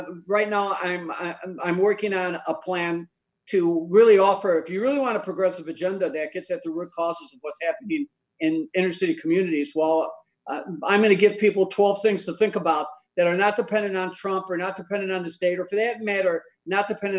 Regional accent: Chicago, Illinois, United States; I grew up in Roseland, Sherwin-Williams, the steel mills

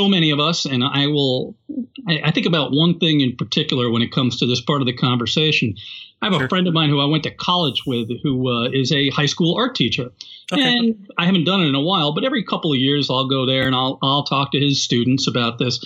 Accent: Yonkers, New York, United States; I grew up in Yonkers, New York

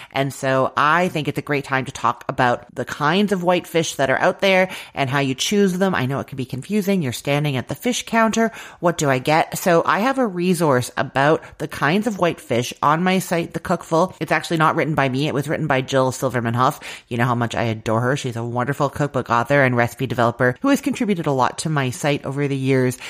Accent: Canada; I'm Canadian

